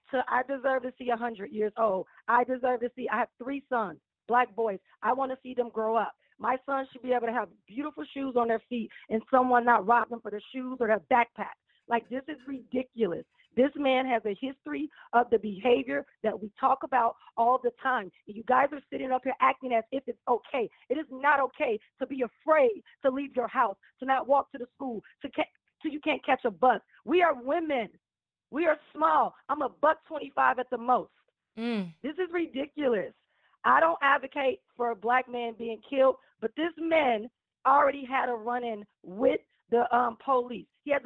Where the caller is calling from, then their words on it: Chicago, Illinois, United States; I'm …. I'm calling from Chicago, Illinois.